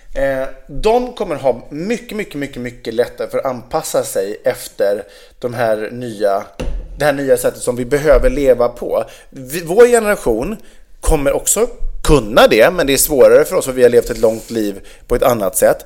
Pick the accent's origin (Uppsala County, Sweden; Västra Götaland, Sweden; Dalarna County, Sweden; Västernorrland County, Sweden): Västra Götaland, Sweden; Vegby; Vegby, där jag är uppvuxen